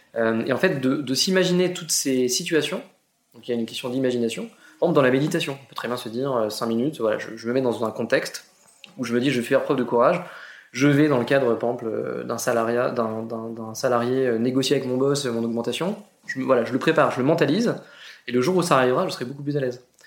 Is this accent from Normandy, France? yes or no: yes; Argentan, Normandy, France; je suis normand, je viens d'Argentan, une petite ville euh, en Normandie, 15 000 habitants, dans l'Orne